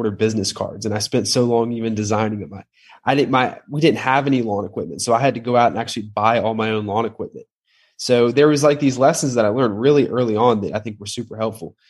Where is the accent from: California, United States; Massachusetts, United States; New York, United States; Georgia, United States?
Georgia, United States; Atlanta; I grew up in Atlanta, Georgia, oldest of five kids